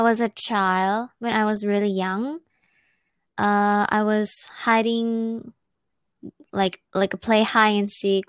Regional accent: near Chiang Mai, Northern Thailand, Thailand; moved away as an adult; now in Japan; I'm from like the Inaka, like it's not in the city, so I don't know if many people know that city. It's near Chiang Mai in the north of Thailand.

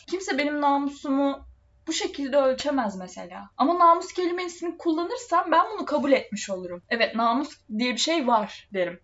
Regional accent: Trabzon, Turkey; biz Trabzonluyuz

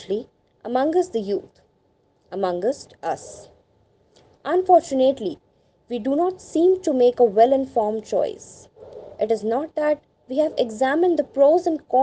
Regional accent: India; Being an Indian

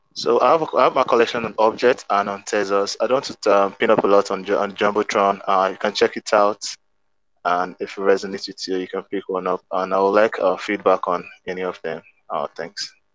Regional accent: Nigeria; I'm an artist from Nigeria.

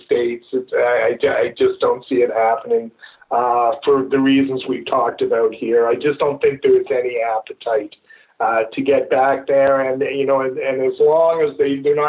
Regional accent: Vancouver, British Columbia, Canada; my hometown, Vancouver

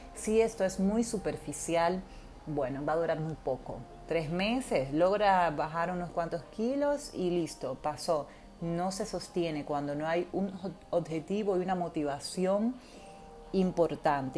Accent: Dominican Republic; moved away as an adult; now in Buenos Aires, Argentina; Soy dominicana, viviendo en Buenos Aires actualmente, hace casi mm, ocho años

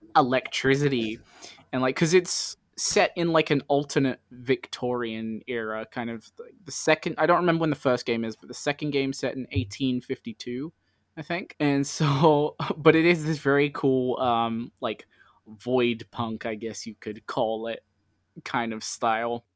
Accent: London, United Kingdom; I'm from London

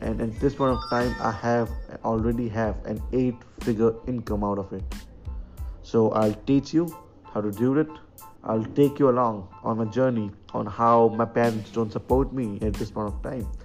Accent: Agra, Uttar Pradesh, India; Agra is my hometown

